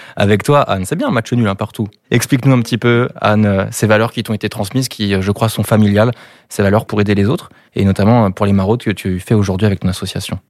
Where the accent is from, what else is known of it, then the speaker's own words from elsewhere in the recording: Brittany, France; Je suis né ici, ça fait 21 ans que je suis ici.